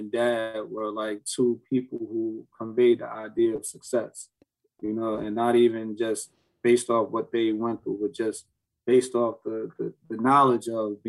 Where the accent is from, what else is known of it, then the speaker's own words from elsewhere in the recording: Newark, New Jersey, United States; we grew up in the South Ward, of North New Jersey